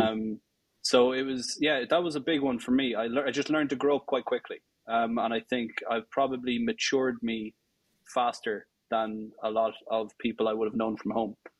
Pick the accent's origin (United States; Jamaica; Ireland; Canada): Ireland; Tullamore, Leinster; I grew up um, outside Tullamore, about four ah. miles outside Tullamore, in the middle of uh, in the middle of the countryside in the sticks